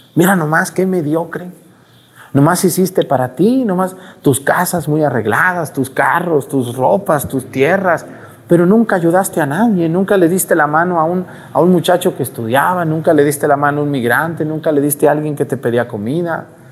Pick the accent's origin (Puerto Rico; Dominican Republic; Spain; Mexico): Mexico